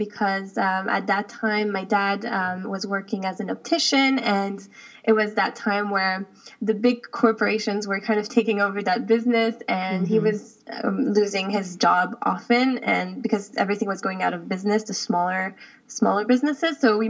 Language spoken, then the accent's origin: English; Switzerland; also born or lived in United States; now in United Arab Emirates; So my dad is the U.S. and my mom is Swiss, and I've lived most of my life in Switzerland, but I was born in the U.S.